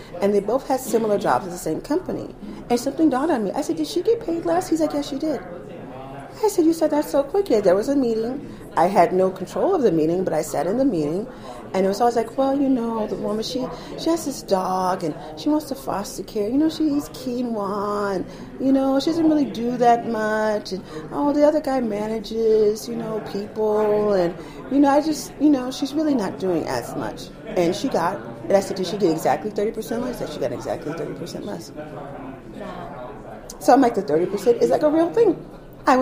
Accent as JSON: {"language": "English", "country": "United States", "said": "I'm an American. I'm the American nurse that's coming to town"}